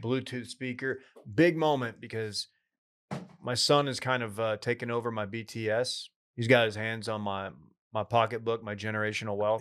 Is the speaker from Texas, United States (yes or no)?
yes; East Texas, United States; moved away; I will be in, uh, East Texas, uh, around the Tyler area, um, playing a, a tournament with, um, a lot of friends from my hometown